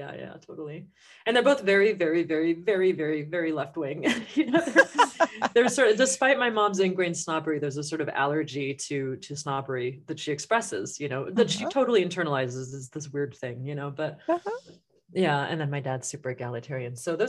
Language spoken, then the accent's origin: English; San Francisco, California, United States; born there; Oh, sure. Yeah. I was born in San Francisco. My parents are both left-wing bohemians.